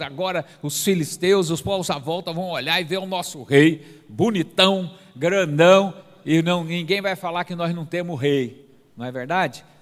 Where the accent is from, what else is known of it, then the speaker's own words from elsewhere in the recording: Goiás, Brazil; now in Caldas Novas, Brazil; Mas eu sou goiano, né? E lá em Goiás a gente é meio à vontade mesmo